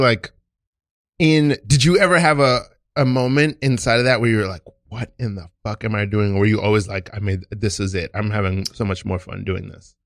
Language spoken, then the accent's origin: English; New York City, New York, United States; being from Brooklyn